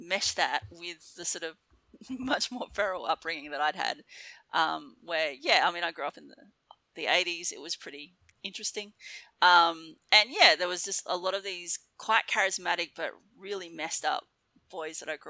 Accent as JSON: {"language": "English", "town": "Darwin", "region": "Northern Territory", "country": "Australia", "tie": "born or raised there", "also_born_or_lived": "Mount Gambier, South Australia / Melbourne, Victoria", "moved": "as an adult", "said": "I grew up in Darwin, which was feral."}